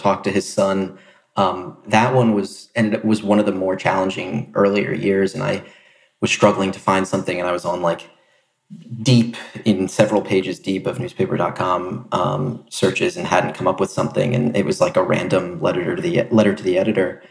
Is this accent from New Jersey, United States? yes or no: yes; New Jersey, United States; moved away; also born or lived in Boston; I'm originally from South Jersey